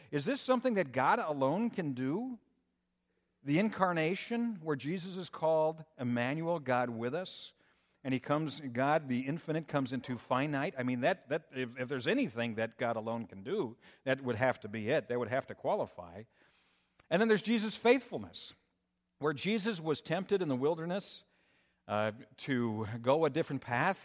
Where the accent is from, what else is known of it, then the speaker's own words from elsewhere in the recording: Minnesota, United States; moved away as an adult; also born or lived in Colorado; now in Michigan, United States; growing up in Minnesota